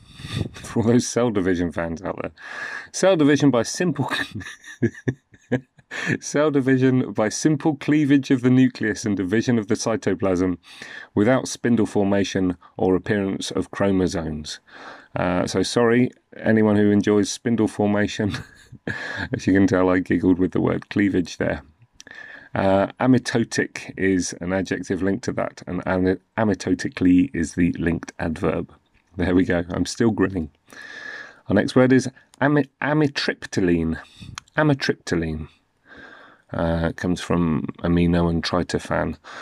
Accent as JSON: {"language": "English", "country": "United Kingdom", "said": "I'm in the U K. I'm from the U K, as you can probably tell."}